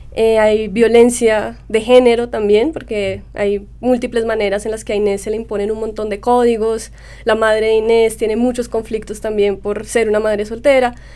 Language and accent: Spanish; Colombia; moved away as an adult; also born or lived in New York; mi niñez y la niñez de mi generación en Colombia